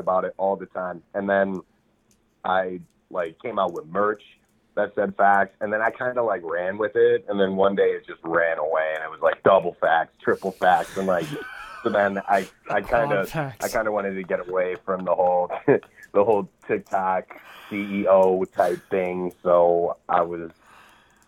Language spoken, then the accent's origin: English; Madison, Wisconsin, United States; moved away as an adult; now in Minneapolis, United States; I'm from Wisconsin, Madison, Wisconsin, but I moved to Minneapolis, Minnesota when I was 18.